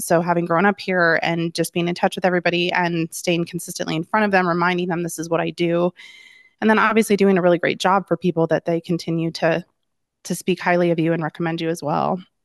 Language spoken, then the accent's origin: English; Littleton, Colorado, United States; I was born and raised in Littleton, uh, and still live in Littleton, which is a suburb of Denver